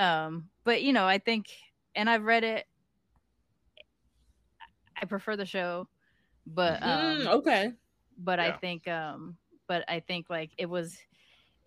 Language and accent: English; Long Beach, California, United States; also born or lived in Sacramento, California; I'm growing up in Long Beach